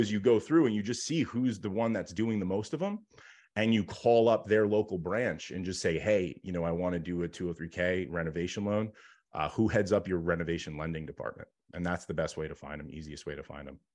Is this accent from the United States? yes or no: yes; New York, United States; grew up, like, kind of super, um, blue collar and was, you know, my dad had his own business and here in New York